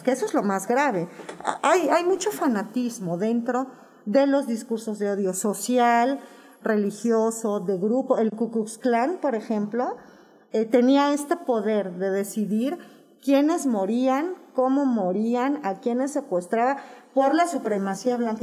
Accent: Mexico; soy una madre mexicana que tiene una hija lesbiana

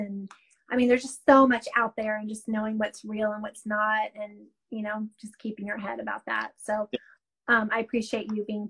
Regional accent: North Carolina and Kentucky, the South, United States; also born or lived in Florida; I was born, I'm Southern. I was born in Florida, okay. Raised in North Carolina and Kentucky.

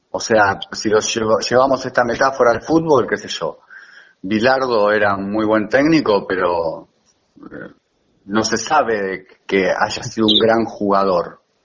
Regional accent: La Plata, Buenos Aires Province, Argentina; now in Manuel B. Gonnet, Argentina; yo soy del Mondongo, bueno, ahora vivo en Gonet

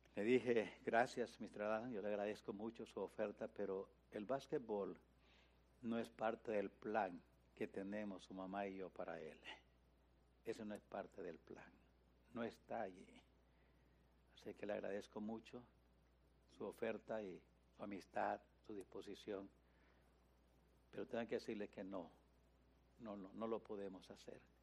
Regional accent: Nicaragua; moved away as an adult; now in United States; cuando vine de Nicaragua

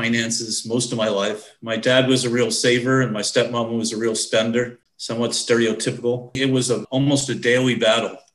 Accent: New York, United States; being a New Yorker

